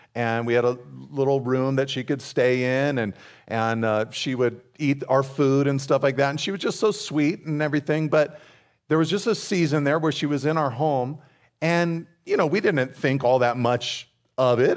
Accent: California's Central Coast, United States; I grew up here on California's Central Coast

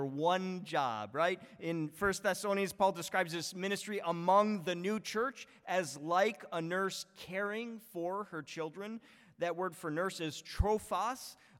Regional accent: Buffalo, New York, United States; born or raised there; moved away

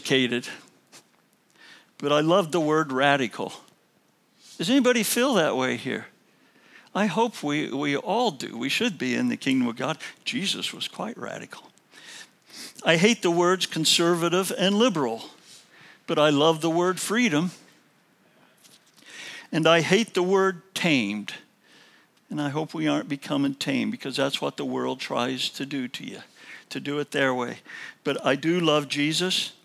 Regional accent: Illinois, United States; moved away; I was also from Illinois

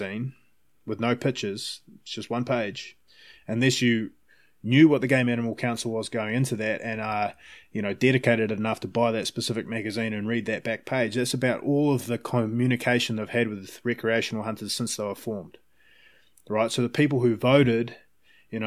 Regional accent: Palmerston North, Manawatū-Whanganui, New Zealand; now in Vancouver, Canada; I grew up in Palmerston North.

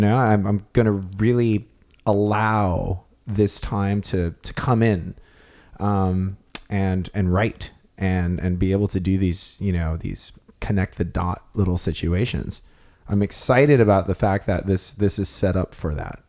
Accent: Kona, Hawaii, United States; we're from Kona

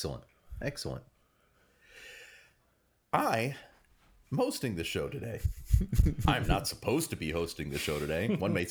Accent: New Jersey, United States; We're from Jersey.

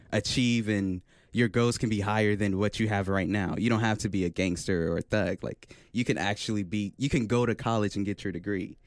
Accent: Oklahoma City, Oklahoma, United States; I'm from Oklahoma City, Oklahoma, and uh, I go to UCO

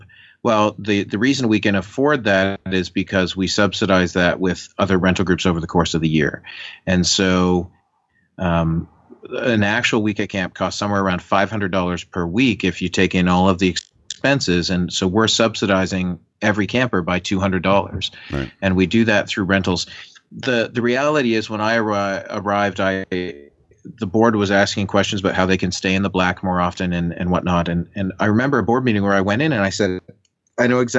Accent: Canada; As a Canadian who lives by the border

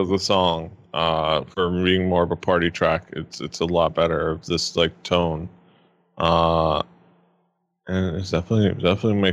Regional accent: United States; we're American

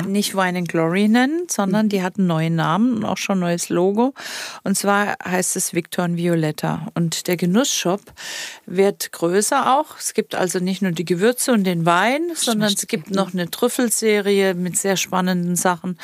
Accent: Baden-Württemberg, Germany; das ist meine badische Heimat

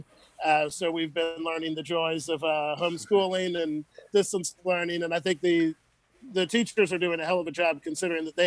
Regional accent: New Orleans, Louisiana, United States; I'm from New Orleans. My family, I'm the fifth generation of my family born in Orleans Parish

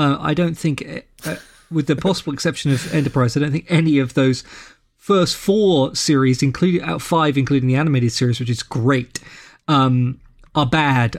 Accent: London, United Kingdom; moved away as an adult; also born or lived in Boston, Massachusetts; now in Saint Louis, United States; So I'm from London, England. where I was born and grew up, but I live in Saint Louis, Missouri now

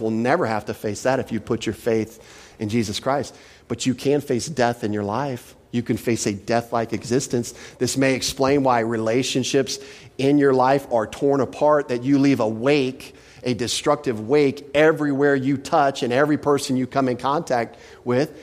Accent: Texas, United States; I'm from Texas

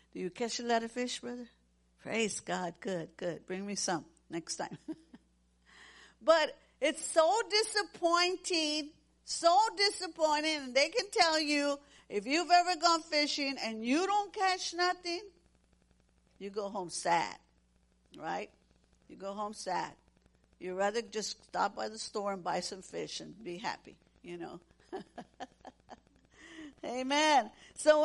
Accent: Corpus Christi, Texas, United States; we grew up in Corpus Christi, Texas

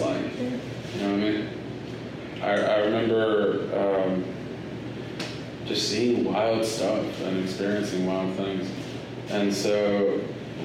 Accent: Los Angeles, California, United States; moved away; I grew up in Los Angeles. I grew up in this little spot called. It was this street called Figueroa, and it's in the heart of like South Central

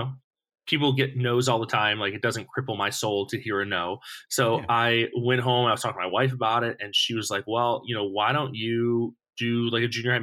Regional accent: Buffalo, New York, United States; moved away as an adult; also born or lived in Missouri; now in California, United States; I was born in New York City, raised in Buffalo, New York.

